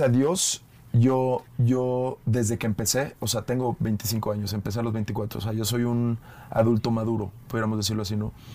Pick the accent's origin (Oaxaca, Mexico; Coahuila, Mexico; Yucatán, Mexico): Yucatán, Mexico; Mérida; accent: Yucatecan; also born or lived in Sydney, Australia; now in Mexico City, Mexico; yo crecí allí. Para los que no saben, yo soy de Mérida